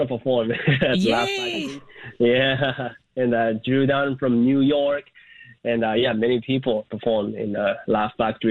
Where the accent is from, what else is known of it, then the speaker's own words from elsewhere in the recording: Japan; moved away as an adult; now in Chicago, United States; I was born and raised in Japan, and I moved to Chicago to chase my dream as a comedian 7 years ago.